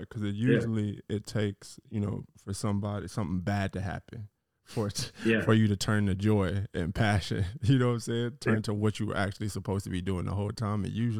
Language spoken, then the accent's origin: English; Garland, Texas, United States; I'm originally from Garland, Texas.